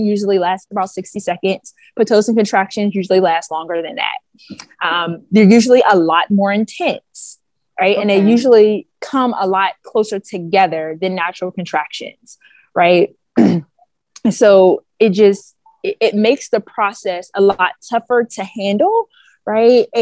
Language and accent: English; Pittsburgh, Pennsylvania, United States; moved away as an adult; now in Baltimore, United States; I am originally from Pittsburgh, Pennsylvania